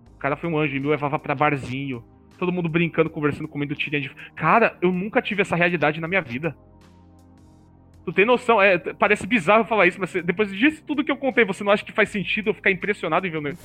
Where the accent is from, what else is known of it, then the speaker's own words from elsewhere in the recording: São Paulo, Brazil; a minha avó foi lá e gastou mais dinheiro só para eu voltar aqui para São Paulo